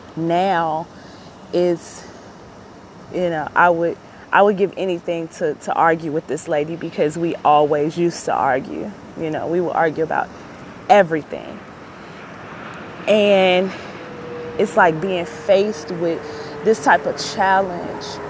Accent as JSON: {"language": "English", "town": "Chicago", "region": "Illinois", "country": "United States", "tie": "born or raised there", "said": "I'm born and raised in Chicago"}